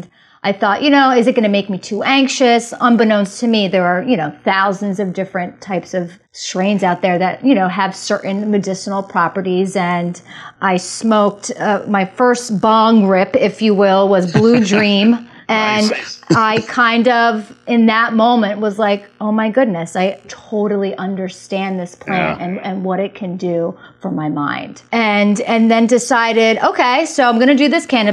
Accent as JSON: {"language": "English", "region": "New Jersey", "country": "United States", "tie": "born or raised there", "said": "I grew up in Jersey, Jersey girl, born and raised"}